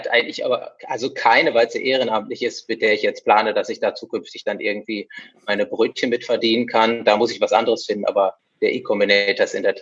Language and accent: German; North Rhine-Westphalia, Germany; now in Essen, Germany; ähm, ich bin ein Ostwestfale, den es vor rund 20 Jahren nach Essen verschlagen hat, in die Energiehauptstadt Europas.